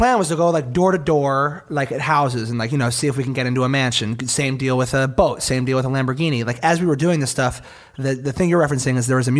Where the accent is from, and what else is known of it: Philadelphia, Pennsylvania, United States